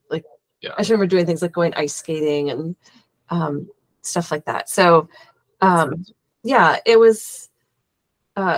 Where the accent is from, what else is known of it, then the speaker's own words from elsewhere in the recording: St. Paul, Minnesota, United States; I grew up here in St. Paul, Minnesota